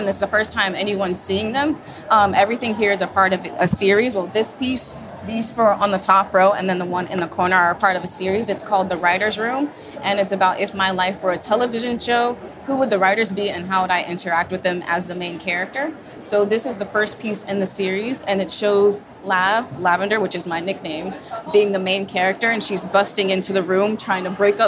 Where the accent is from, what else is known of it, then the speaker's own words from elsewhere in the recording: Sanford, Florida, United States; also born or lived in Jacksonville, Florida / Miami, Florida; I was born in Jacksonville, raised in Sanford